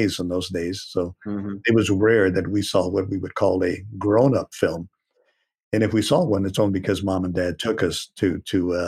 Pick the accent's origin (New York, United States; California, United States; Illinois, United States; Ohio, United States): California, United States; Santa Barbara; moved away as an adult; also born or lived in Los Angeles; I had already left my hometown of Santa Barbara, and I had moved to the Los Angeles area